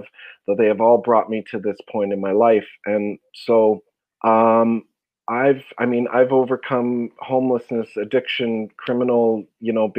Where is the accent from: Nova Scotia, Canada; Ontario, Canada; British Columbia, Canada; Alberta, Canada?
British Columbia, Canada; Vancouver; I'm born and raised in Vancouver, BC